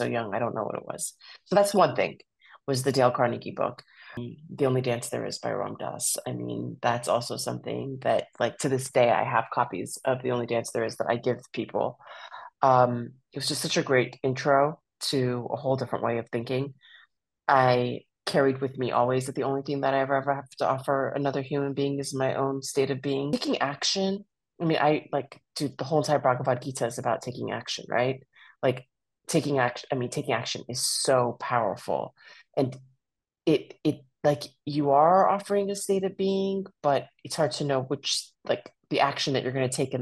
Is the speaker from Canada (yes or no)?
no; Iran; now in United States; I was born in Iran